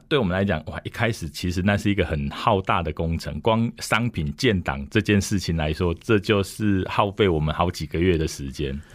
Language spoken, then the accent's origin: Chinese; Dongshi, Taichung, Taiwan; 我是土生土长的东市人